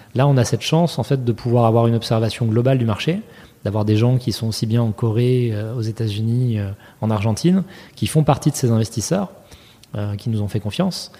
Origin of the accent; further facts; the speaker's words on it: France; moved away as an adult; now in New York, United States; quand on est français et qu'on vient ici